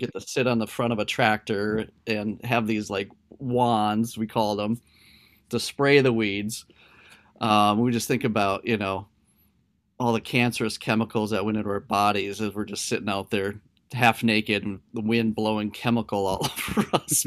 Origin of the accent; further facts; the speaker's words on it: Delavan, Minnesota, United States; moved away as an adult; also born or lived in Blue Earth, Minnesota / Hastings, Minnesota; My hometown is actually a really tiny, small farming community in southern Minnesota. It's called Delavan